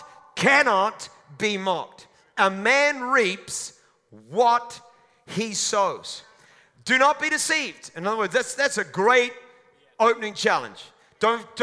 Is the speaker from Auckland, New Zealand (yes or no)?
yes; Auckland, New Zealand; also born or lived in Mount Roskill, Auckland; When I was a child, when I was born, my family lived in a house in the suburb of Hillsborough in Auckland.